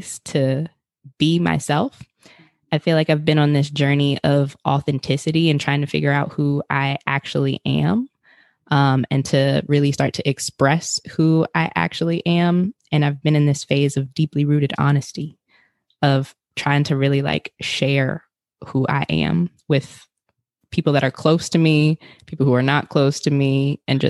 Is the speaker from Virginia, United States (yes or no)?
yes; Richmond, Virginia, United States; I'm originally from Richmond, Virginia